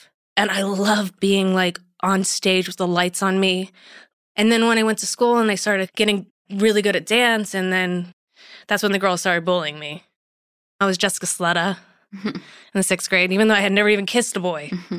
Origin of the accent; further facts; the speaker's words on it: Miami, Florida, United States; I grew up in Miami.